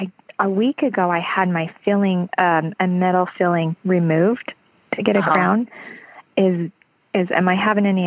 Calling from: St. George, Utah, United States; Utah, St. George, Utah.

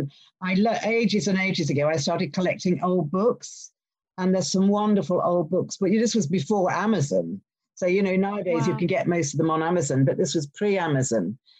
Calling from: Henley-on-Thames, South East England, United Kingdom; I'm calling you from near Henley-on-Thames, which is quite near Windsor Castle, and it's in the middle of the countryside. It's really beautiful.

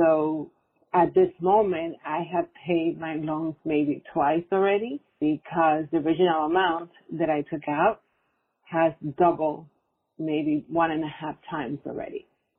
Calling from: New York, United States; I'm calling from New York.

